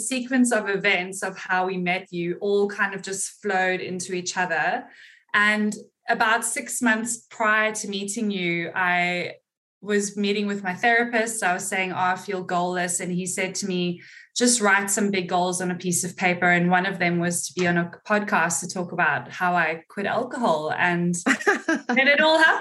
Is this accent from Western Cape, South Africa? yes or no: yes; Cape Town, Western Cape, South Africa; moved away as an adult; also born or lived in London; now in Gold Coast, Australia; So I am from Cape Town, South Africa, and I left South Africa when I was 19, lived in London for 7 years, and then moved to Australia almost 11 years ago